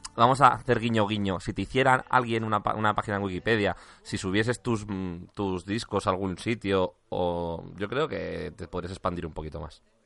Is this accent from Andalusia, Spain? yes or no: no; Valladolid, Castile and León, Spain; moved away as an adult; now in Madrid, Spain; yo soy de Valladolid, ¿eh? yo llevo en Madrid ocho años